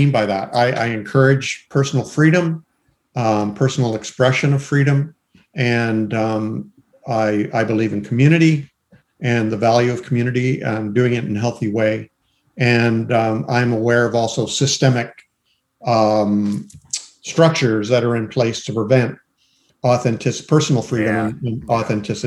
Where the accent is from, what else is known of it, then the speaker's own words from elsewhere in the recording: Canada; I'm Canadian.